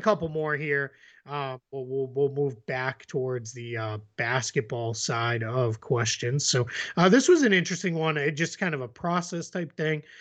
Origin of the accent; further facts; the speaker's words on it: Boston, Massachusetts, United States; accent: Boston; my Boston accent